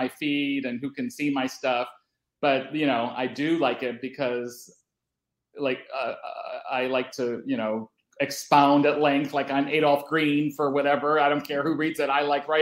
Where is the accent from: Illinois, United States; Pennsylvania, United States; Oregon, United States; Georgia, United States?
Illinois, United States; Chicago; now in Los Angeles, United States; I grew up in Chicago and I didn't have a car till I moved out here